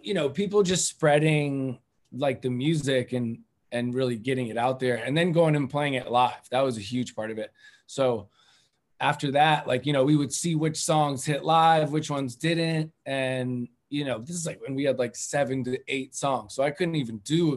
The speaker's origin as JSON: {"language": "English", "town": "Cambridge", "region": "Massachusetts", "country": "United States", "tie": "born or raised there", "said": "I grew up in Cambridge"}